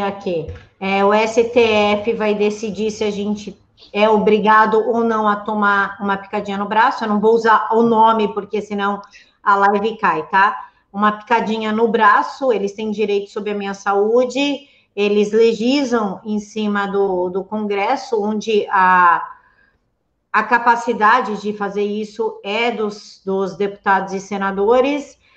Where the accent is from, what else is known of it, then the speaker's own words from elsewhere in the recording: São Paulo, Brazil; como paulista que sou